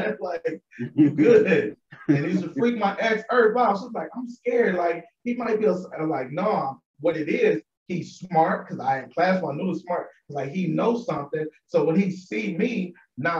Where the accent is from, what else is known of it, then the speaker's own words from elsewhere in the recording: Buffalo, New York, United States; I grew up on Buffalo